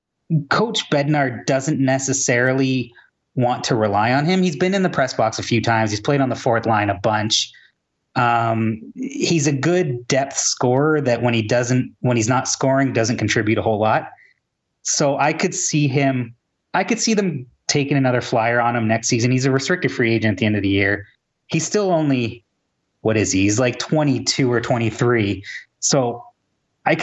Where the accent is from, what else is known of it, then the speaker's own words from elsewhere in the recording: Toronto, Ontario, Canada; I'm from Toronto